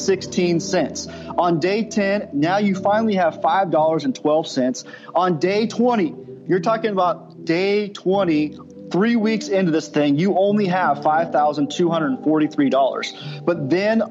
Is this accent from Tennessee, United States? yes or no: no; Southern California, United States; now in Oklahoma, United States; I'm originally from Southern California and I live in Oklahoma